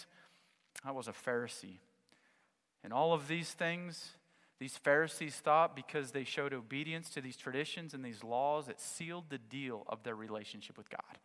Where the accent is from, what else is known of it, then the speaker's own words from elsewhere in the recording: United States; I'm American